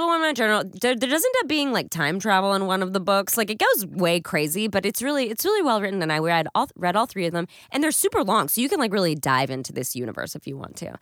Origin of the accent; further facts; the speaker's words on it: East Texas, United States; moved away; I'm from East Texas